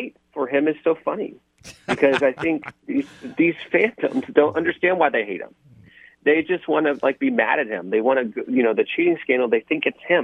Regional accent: Houston, Texas, United States; I'm born and raised in Houston

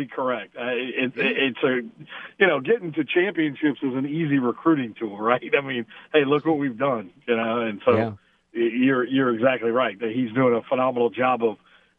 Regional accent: Louisiana, United States; This is where I grew up. I'm from Louisiana

